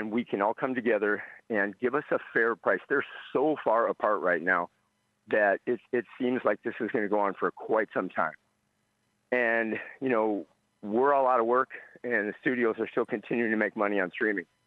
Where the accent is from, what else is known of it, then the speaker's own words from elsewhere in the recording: Minnesota, United States; now in Los Angeles, United States; I live in Los Angeles now, from Minnesota, but Los Angeles